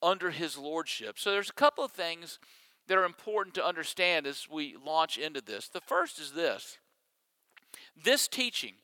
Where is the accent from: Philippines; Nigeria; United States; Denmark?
United States; Mississippi; moved away; I grew up in Mississippi, that I went to Ole Miss